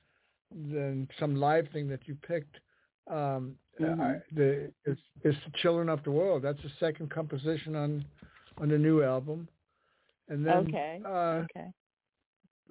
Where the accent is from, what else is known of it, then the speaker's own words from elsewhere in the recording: Copenhagen, Capital Region of Denmark, Denmark; first language Danish; English is a second language; now in United States; Copenhagen, where I'm born and raised